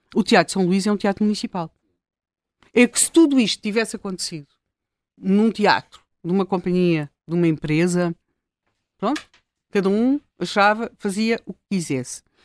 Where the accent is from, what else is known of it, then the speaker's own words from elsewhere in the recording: Lisbon, Portugal; nós, e aqui no caso, enquanto Lisboetas